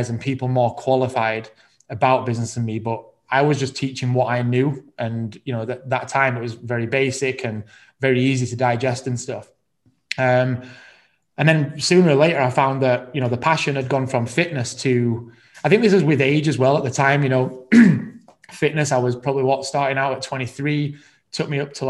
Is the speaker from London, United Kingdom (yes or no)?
no; Rotherham, Yorkshire and the Humber, United Kingdom; moved away as an adult; now in Manchester, United Kingdom; I'm originally from Rotherham